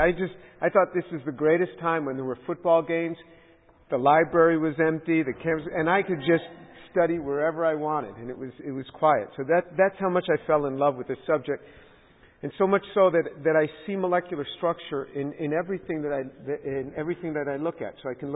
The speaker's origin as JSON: {"language": "English", "town": "New York City", "region": "New York", "country": "United States", "tie": "born or raised there", "said": "I grew up as a Jew and in New York City in a very secular family"}